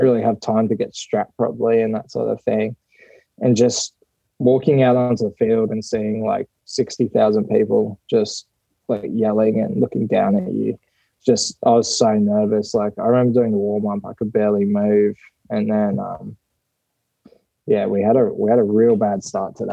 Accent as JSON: {"language": "English", "country": "Australia", "tie": "born or raised there", "moved": "as an adult", "lives_now": "Japan", "said": "although I'm like Australian born"}